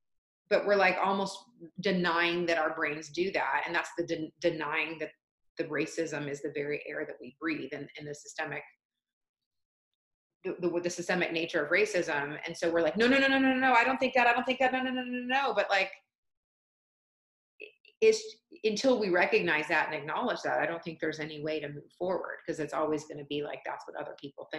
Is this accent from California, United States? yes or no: no; Atlanta, Georgia, United States; And I spent my whole life in the South. I grew up in Atlanta since I was 2 months old, but I was raised by Canadians, so I don't have a strong accent.